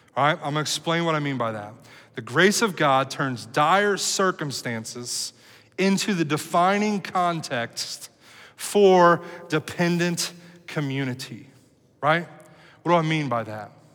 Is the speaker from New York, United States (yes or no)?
no; Cincinnati, Ohio, United States; moved away as an adult; also born or lived in Dallas, Texas; Cincinnati, which is my hometown where I lived here uh, almost all of my life